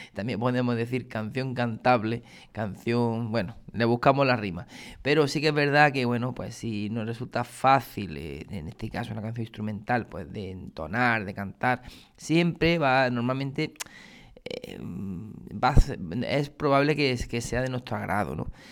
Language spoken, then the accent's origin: Spanish; Granada, Andalusia, Spain; now in Córdoba, Spain; soy granadino, o granaíno, mejor dicho, ¿no? Eh, aunque llevo muchos años ya aquí afincado en Córdoba.